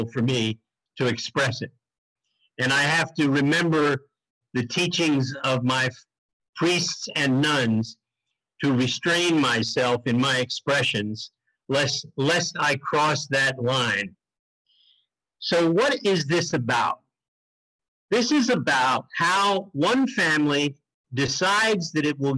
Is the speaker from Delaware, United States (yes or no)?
yes; Wilmington, Delaware, United States; I was born and raised in Wilmington, Delaware